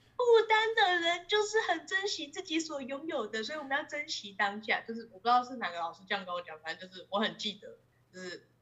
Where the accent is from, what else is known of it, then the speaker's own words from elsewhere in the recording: Taiwan; moved away; 身为一个台湾人，我从小到大都过得蛮好的